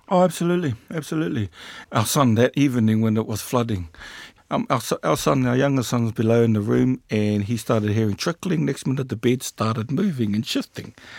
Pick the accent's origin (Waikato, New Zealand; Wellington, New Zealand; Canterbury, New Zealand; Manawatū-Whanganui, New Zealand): Manawatū-Whanganui, New Zealand; Rātana; I was also raised in Rātana Pā, a pan-tribal community